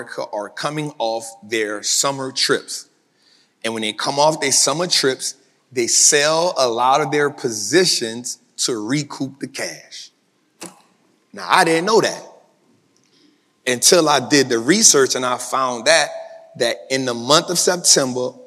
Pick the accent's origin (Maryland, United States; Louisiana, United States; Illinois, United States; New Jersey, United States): Louisiana, United States; New Orleans; I'm from New Orleans, so I'm good with heat